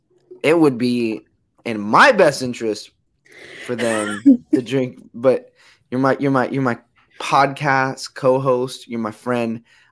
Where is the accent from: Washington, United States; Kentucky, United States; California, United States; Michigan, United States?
California, United States; San Diego; I'm from San Diego. Right. I don't claim LA.